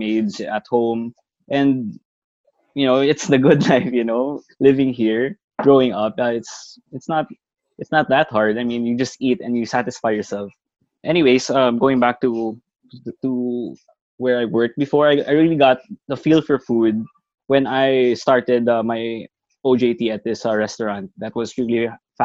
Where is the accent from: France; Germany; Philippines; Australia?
Philippines; Bacolod, Western Visayas; Talisay is a city next to my hometown, Bacolod